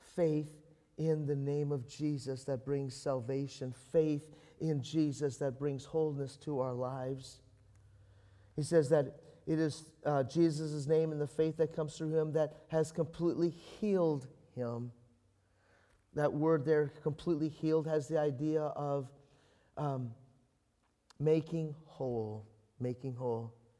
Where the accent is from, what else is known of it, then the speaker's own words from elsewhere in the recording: Canada; I'm a Canadian